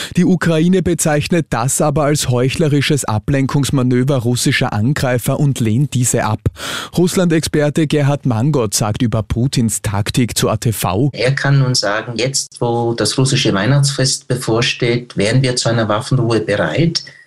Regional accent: Austria; bei uns in Österreich

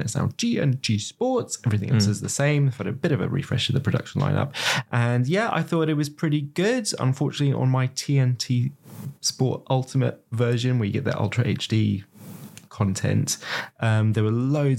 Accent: Manchester, North West England, United Kingdom; accent: Manchester; as you can tell from my accent, a very proud Manchester.

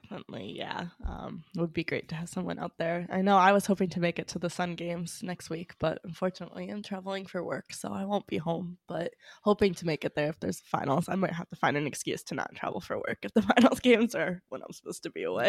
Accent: New England, United States; I'm from New England

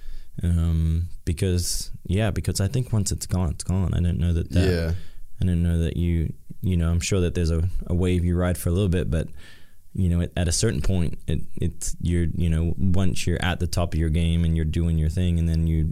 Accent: Australia; now in United States; I'm in my hometown. Probably my first time back to my hometown since 2016 with my family

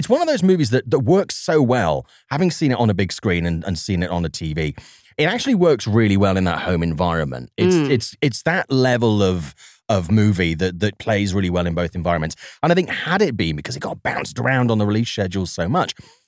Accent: Swansea, Wales, United Kingdom; accent: Welsh; he made a movie in Swansea, my hometown.

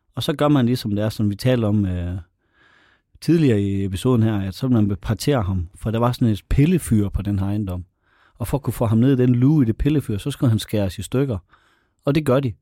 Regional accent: North Jutland, North Denmark Region, Denmark; det ligger 15-20 km fra mit barndomshjem

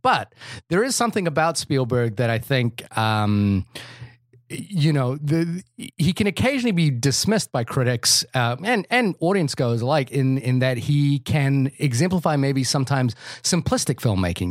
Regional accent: New Zealand; I'm a New Zealander

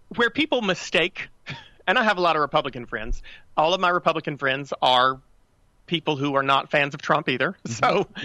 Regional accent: North Carolina, United States; I grew up in North Carolina, still live in North Carolina

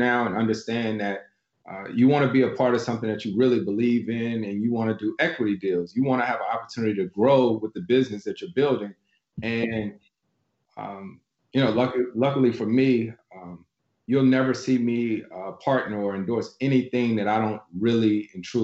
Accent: North Carolina, United States; moved away; my home state of North Carolina

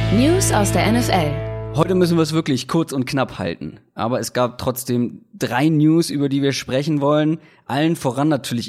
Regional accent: Hamburg, Germany; moved away; wie war es denn überhaupt in meiner Heimatstadt

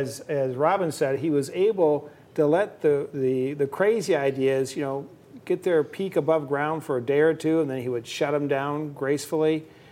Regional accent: Indiana, United States; born or raised there

